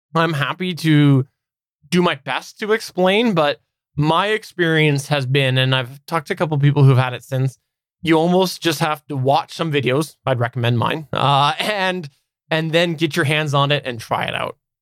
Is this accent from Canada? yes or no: yes; Canada; I am indeed one hundred percent Canadian